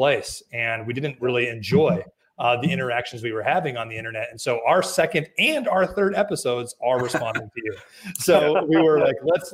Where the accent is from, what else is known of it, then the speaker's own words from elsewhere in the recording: California, United States; moved away as an adult; now in Texas, United States; I am from California